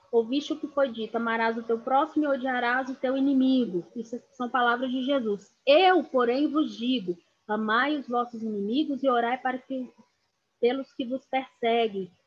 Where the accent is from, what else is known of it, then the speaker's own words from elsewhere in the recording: Brazil; nós como brasileiros